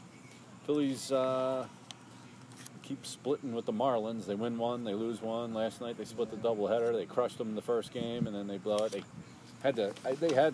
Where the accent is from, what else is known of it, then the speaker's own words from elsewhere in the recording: United States; as an American